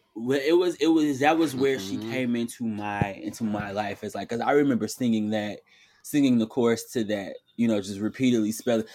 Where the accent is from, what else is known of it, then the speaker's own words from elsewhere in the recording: Detroit, Michigan, United States; I'm from Detroit, so we took mad field trips to Kellogg.